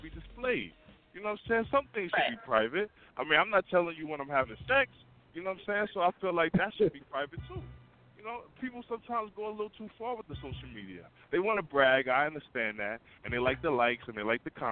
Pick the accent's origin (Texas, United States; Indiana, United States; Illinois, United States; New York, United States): New York, United States; New York City; now in Palmyra, United States; I'm calling from Palmyra, Pennsylvania, representing Queens, New York.